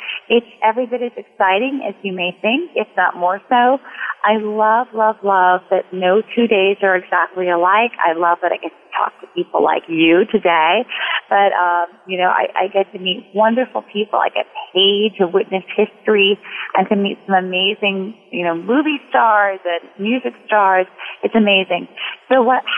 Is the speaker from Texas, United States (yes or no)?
no; Wisconsin, United States; moved away as an adult; also born or lived in New York; I worked for my local paper growing up in Wisconsin